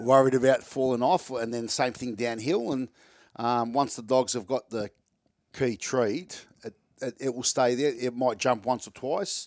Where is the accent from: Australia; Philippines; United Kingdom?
Australia; Melbourne, Victoria; I live in Reservoir in Melbourne